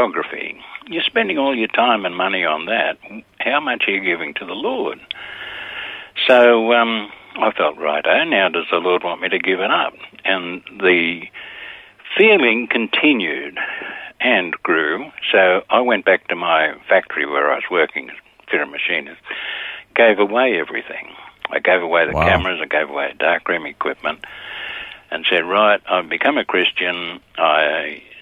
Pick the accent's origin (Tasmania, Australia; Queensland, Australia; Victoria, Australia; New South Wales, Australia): New South Wales, Australia; Sydney; born or raised there